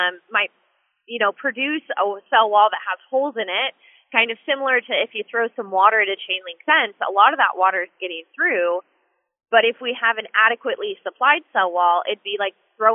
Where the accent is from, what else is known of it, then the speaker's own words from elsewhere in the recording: Washington, United States; I was born and raised in Washington State, and I still live here